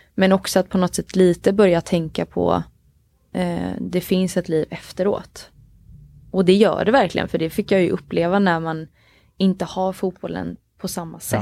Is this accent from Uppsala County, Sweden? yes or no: no; Oskarshamn, Kalmar County, Sweden; jag är uppväxt i Oskarshamn i Småland